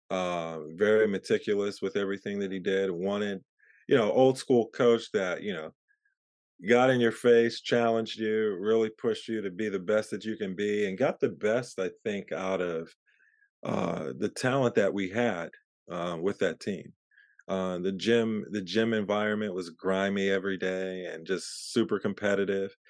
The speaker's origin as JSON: {"language": "English", "town": "Pittsburgh", "region": "Pennsylvania", "country": "United States", "tie": "born there", "also_born_or_lived": "Philadelphia / New Jersey", "lives_now": "Marina, United States", "said": "I was born in Pittsburgh and I was in uh, Philadelphia and New Jersey uh, for a few years and I came out to California in 94."}